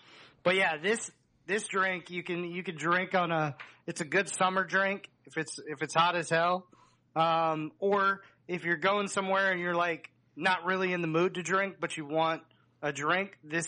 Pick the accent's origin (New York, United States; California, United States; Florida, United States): Florida, United States; Dunedin; moved away; also born or lived in Maggie Valley, North Carolina; I was born in Dunedin. Moved to North Carolina.